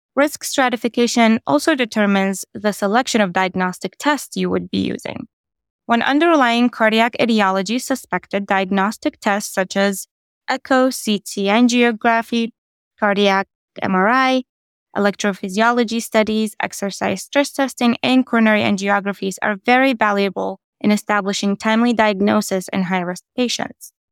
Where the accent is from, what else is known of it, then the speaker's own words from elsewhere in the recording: Columbus, Ohio, United States; I'm from Columbus, Ohio